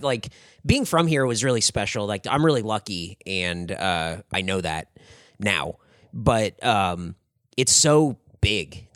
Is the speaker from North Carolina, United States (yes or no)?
no; San Diego, California, United States; moved away as an adult; also born or lived in Anaheim; I was born and raised in San Diego